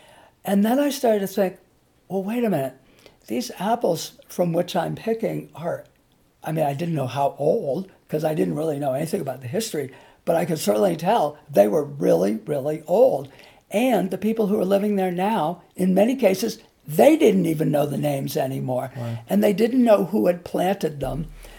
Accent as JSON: {"language": "English", "region": "Massachusetts", "country": "United States", "tie": "born or raised there", "also_born_or_lived": "California", "said": "Well, I grew up partly in Massachusetts and partly in California."}